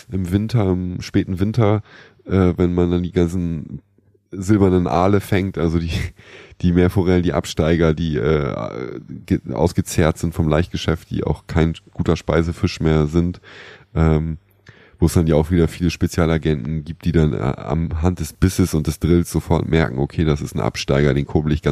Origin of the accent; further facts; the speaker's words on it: Northern Germany, Germany; Ähm, ich komme ja aus Norddeutschland. Ähm, da haben wir relativ viele Flüsse im Umkreis von 100 Kilometern